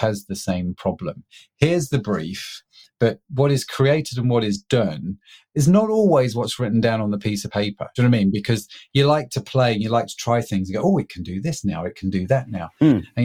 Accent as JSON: {"language": "English", "country": "United Kingdom", "said": "I'm a British middle-class guy"}